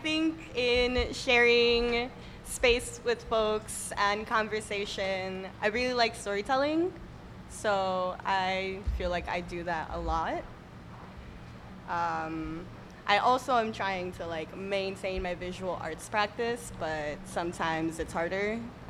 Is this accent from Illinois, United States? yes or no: yes; Chicago, Illinois, United States; I'm from Chicago here.